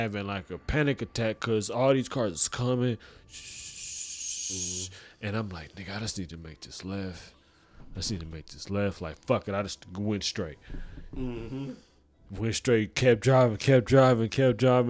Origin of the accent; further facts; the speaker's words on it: Oklahoma City, Oklahoma, United States; Oklahoma City